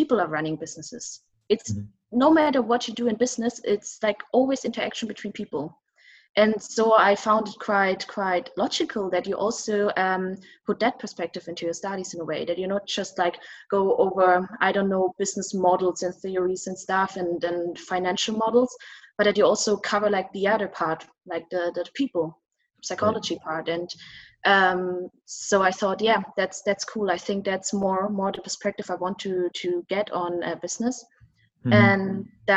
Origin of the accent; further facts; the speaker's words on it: South Germany, Germany; moved away as an adult; now in Berlin, Germany; I'm originally from South Germany